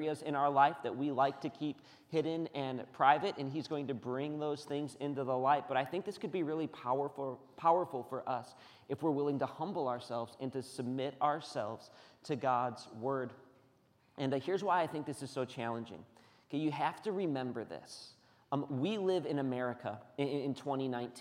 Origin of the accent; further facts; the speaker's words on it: United States; We're Americans.